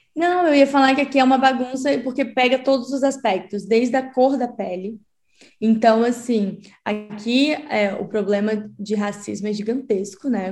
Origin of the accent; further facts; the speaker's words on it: Espírito Santo, Brazil; now in São Paulo, Brazil; Eu sou do Espírito Santo, mas atualmente eu moro em São Paulo